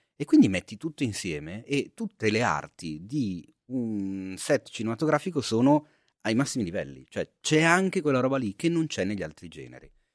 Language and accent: Italian; Milan, Lombardy, Italy; nel mio quartiere, non bellissimo, nel quale sono cresciuto a Milano